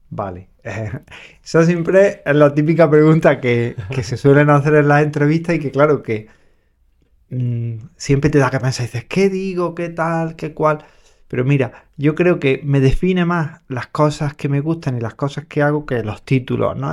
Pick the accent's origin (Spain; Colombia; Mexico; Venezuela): Spain; Andalusia; como buen andaluz